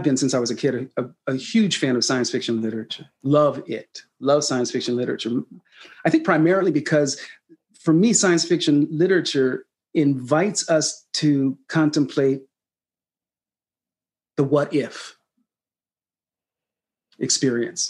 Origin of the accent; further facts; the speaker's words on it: Sacramento, California, United States; this young black kid growing up in Sacramento, California